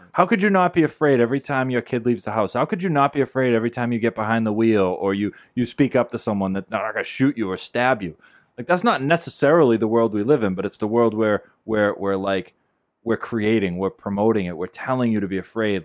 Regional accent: Beverly, United States; We live in Beverly

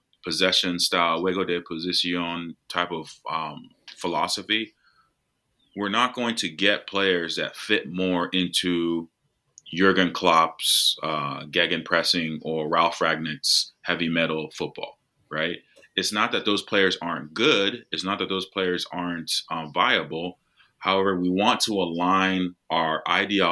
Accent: United States; I'm American

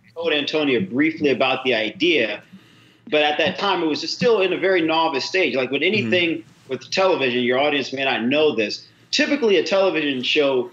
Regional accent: Louisiana, United States; moved away; I'm originally from Louisiana, same state as John

